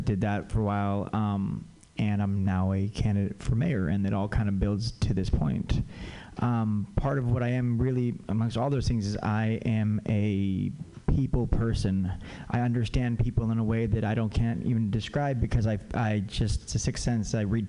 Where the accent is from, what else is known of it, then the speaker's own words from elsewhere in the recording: California, United States; also born or lived in Santa Cruz, California; now in San Francisco, United States; I also grew up on the border, and I also went to Santa Cruz. So I'm a Californian, slowly make my way up the coast, I guess.